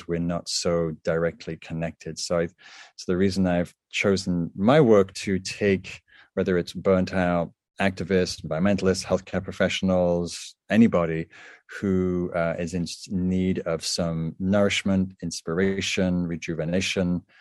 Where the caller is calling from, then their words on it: California, United States; I am calling in from California